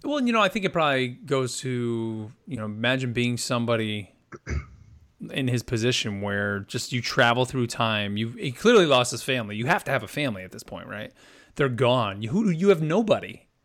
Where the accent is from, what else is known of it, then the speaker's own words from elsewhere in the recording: United States; us being American